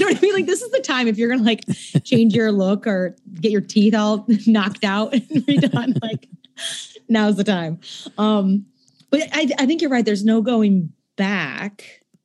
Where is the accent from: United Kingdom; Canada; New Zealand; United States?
United States; Seattle, Washington; moved away; I grew up in Seattle